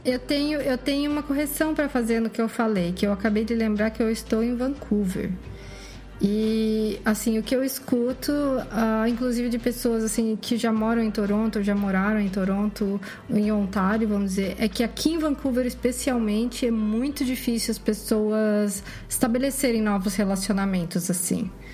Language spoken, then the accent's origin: Portuguese; Brazil; moved away as an adult; now in Canada; Eu sou brasileira, mas é minha meus avós do lado da mãe eram italianos, do outro lado eram portugueses